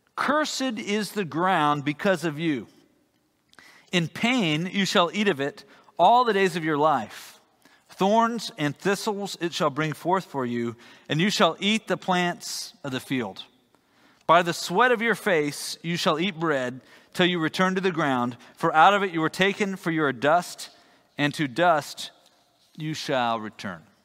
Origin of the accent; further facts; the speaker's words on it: Texas, United States; as a Texan